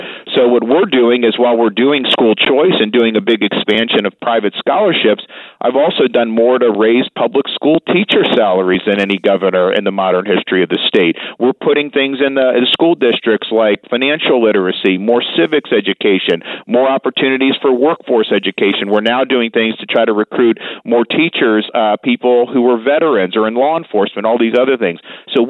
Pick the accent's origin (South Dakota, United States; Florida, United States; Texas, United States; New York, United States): Florida, United States; When I was growing up in Florida, we were not near the top of performance, and I went to Florida schools.